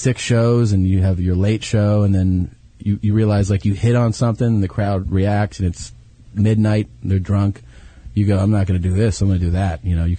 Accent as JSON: {"language": "English", "town": "Cincinnati", "region": "Ohio", "country": "United States", "also_born_or_lived": "Florida", "said": "Originally Cincinnati"}